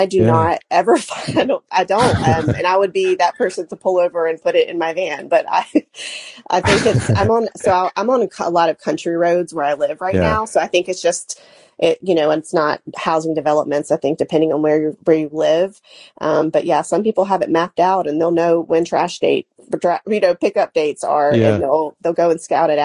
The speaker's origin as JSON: {"language": "English", "town": "Charlotte", "region": "North Carolina", "country": "United States", "also_born_or_lived": "Gastonia, North Carolina", "said": "I am originally from Charlotte, North Carolina, and I live about 30 minutes from Charlotte in Gastonia, North Carolina at the time"}